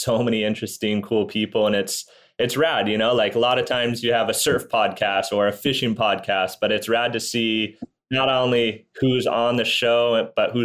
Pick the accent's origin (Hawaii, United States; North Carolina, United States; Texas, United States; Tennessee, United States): Hawaii, United States; Maui; I'm from Maui, Hawaii. I was born out here 27 years ago